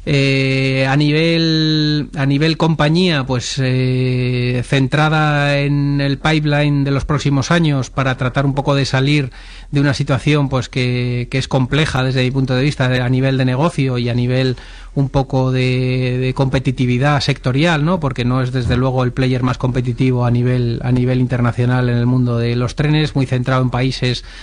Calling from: Madrid, Community of Madrid, Spain; Hola, buenas tardes. … de Madrid

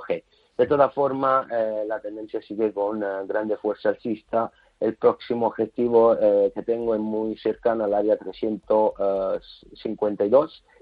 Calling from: Madrid, Community of Madrid, Spain; de Madrid.

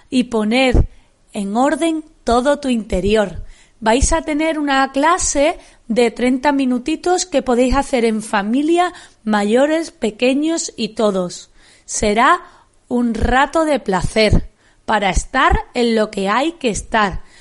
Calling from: Seville, Andalusia, Spain; Buenas tardes a todos. Os hablo desde Sevilla. … soy una profe del Colegio Santa Ana de Sevilla

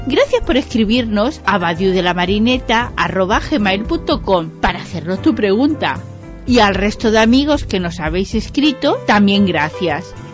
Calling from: Tarragona, Catalonia, Spain; de Tarragona.

